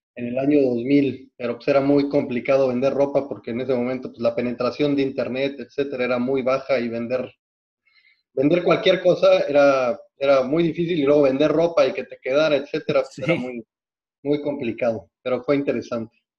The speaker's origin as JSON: {"language": "Spanish", "region": "Mexico City", "country": "Mexico", "tie": "born or raised there", "also_born_or_lived": "Canada", "moved": "as an adult", "lives_now": "Los Cabos, Mexico", "said": "yo nací en la Ciudad de México y viví toda mi infancia en la Ciudad de México básicamente en el sur de la Ciudad de México, en San Jerónimo"}